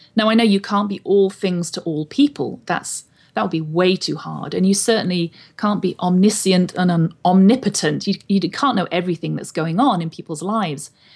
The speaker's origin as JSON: {"language": "English", "region": "England", "country": "United Kingdom", "tie": "born or raised there", "moved": "as an adult", "lives_now": "Wenatchee, United States", "said": "I was born and raised in England"}